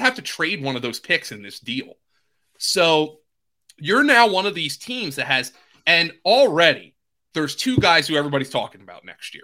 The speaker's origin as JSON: {"language": "English", "region": "Pennsylvania", "country": "United States", "said": "I'm from Pennsylvania"}